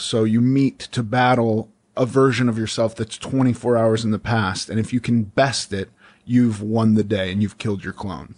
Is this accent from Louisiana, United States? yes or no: no; Los Angeles, California, United States; I grew up in Los Angeles around a lot of, uh, left people